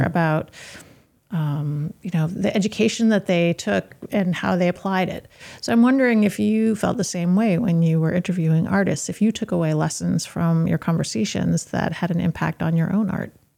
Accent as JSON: {"language": "English", "town": "Yarmouth", "region": "Maine", "country": "United States", "tie": "born or raised there", "said": "I grew up in Yarmouth, and even though Yarmouth is the town that we currently are"}